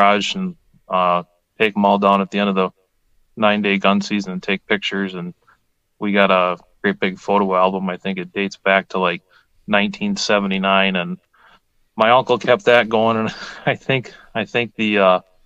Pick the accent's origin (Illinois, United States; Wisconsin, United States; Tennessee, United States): Wisconsin, United States; Langlade County; I grew up in Lang Lake County, we hunted, you know, just Lang Lake County land